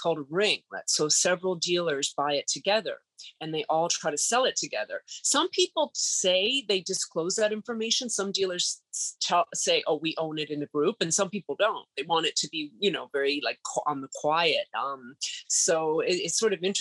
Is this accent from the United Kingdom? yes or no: no; Canada; moved away as an adult; now in New York City, United States; I had a 1-year work permit to live in the States. I'm Canadian